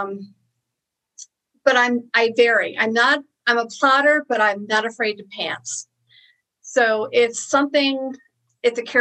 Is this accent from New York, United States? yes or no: yes; Niagara Falls, New York, United States; I grew up in New York, okay, in the Niagara Falls area.